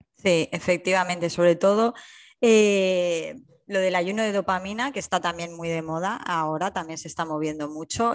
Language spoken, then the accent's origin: Spanish; Alicante, Valencian Community, Spain; moved away as an adult; now in Hamburg, Germany; yo soy alicantina y vivo en Hamburgo